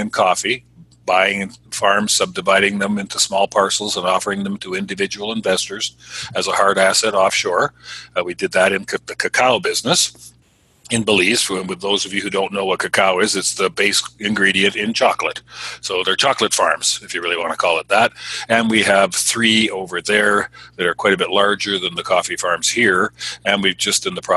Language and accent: English; Canada; moved away as an adult; also born or lived in Southern California; I'm Canadian